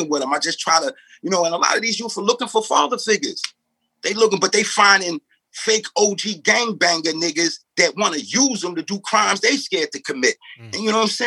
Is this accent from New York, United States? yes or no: yes; New York, United States; also born or lived in St. Louis, Missouri; My mother moved to New York when I was 2